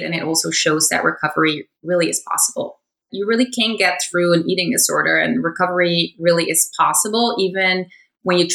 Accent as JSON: {"language": "English", "country": "Netherlands", "tie": "born or raised there", "moved": "yes", "said": "I grew up in the Netherlands"}